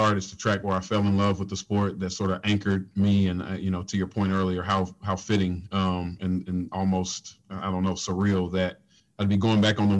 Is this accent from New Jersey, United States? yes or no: no; Nashville, Tennessee, United States; I'm from Nashville